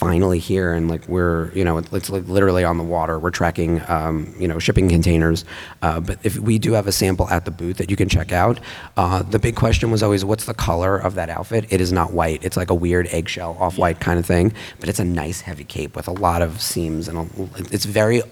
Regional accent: New York City, New York, United States; I'm from New York City

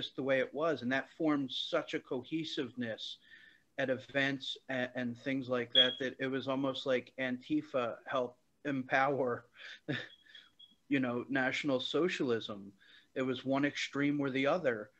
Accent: Philadelphia, Pennsylvania, United States; I first grew up in a predominantly Cambodian area of Philadelphia

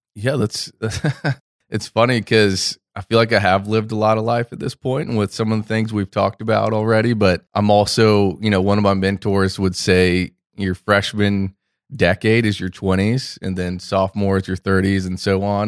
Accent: Orlando, Florida, United States; I grew up here in Orlando, Florida, Central Florida, where we're sitting, producing this podcast. I'm actually a fourth generation Floridian

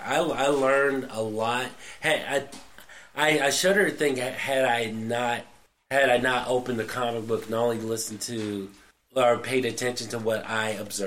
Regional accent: the South, United States; growing up in the South

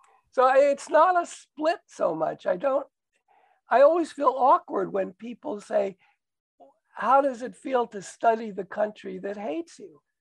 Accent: New Paltz, New York, United States; Upper New York State, New Paltz, New York.

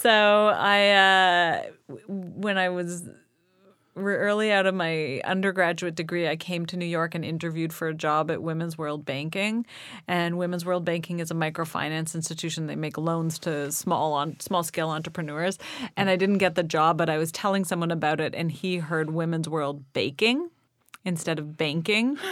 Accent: Toronto, Ontario, Canada; I grew up in Toronto

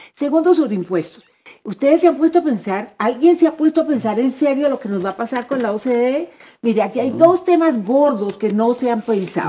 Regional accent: Costeño, Caribbean Region, Colombia; me consta, como costeño

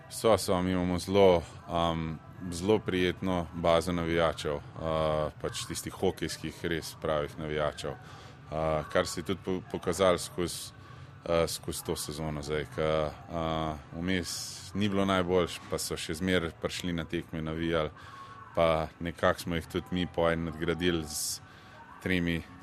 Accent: Slovenia

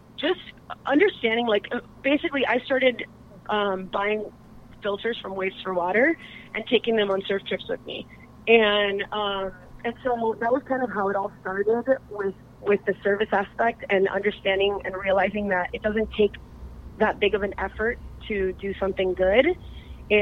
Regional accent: Miami, Florida, United States; now in Encinitas, United States; I'm originally from Miami, Florida, and being a girl from Miami, you know, moving to Encinitas, not really knowing anyone

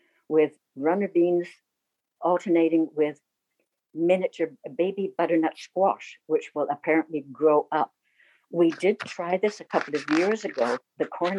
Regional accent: England, United Kingdom; now in Canada; I was born in England

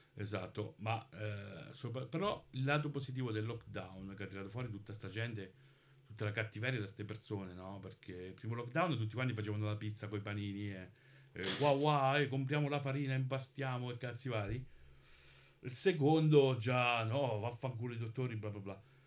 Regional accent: Monte San Giusto, Marche, Italy; io sono di Monte San Giusto

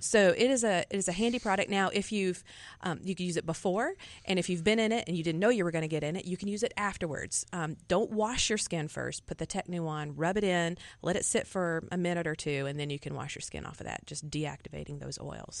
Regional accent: Alabama, United States; moved away; I grew up in Alabama and, uh, learned gardening in the Southeast.

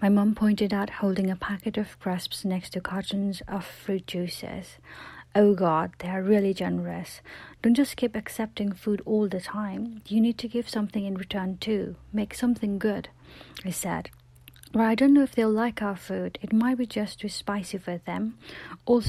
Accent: Nepal; now in United Kingdom; when I was growing up in Nepal

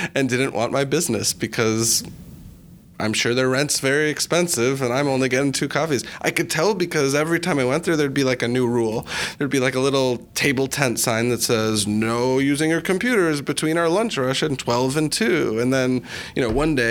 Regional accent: Chicago, Illinois, United States; my background, I'm from Chicago

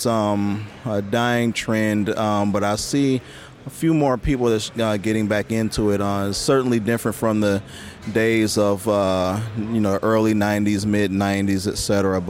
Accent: Milwaukee, Wisconsin, United States; I'm actually from Milwaukee, Wisconsin, South Milwaukee

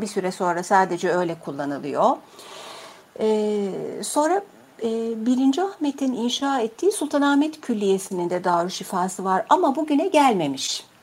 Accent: Istanbul, Turkey; Zeynep Kamil var. E, benim doğduğum hastane

